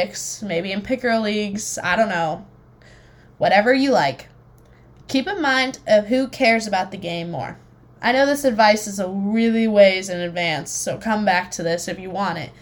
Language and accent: English; West Coast, United States; I'm from the West Coast.